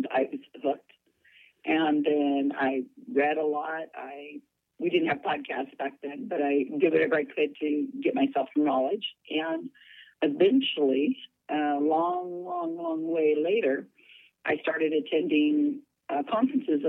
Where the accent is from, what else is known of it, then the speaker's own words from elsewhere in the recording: Salinas, California, United States; I'm born and raised in Salinas, California.